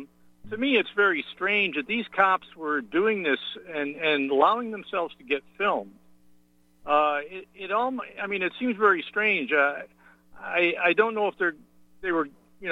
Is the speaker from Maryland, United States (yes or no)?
no; New York, United States; Since I'm from New York State